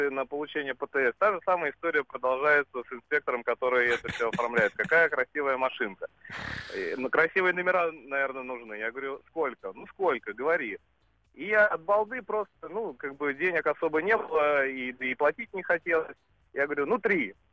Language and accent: Russian; Saint Petersburg, Russia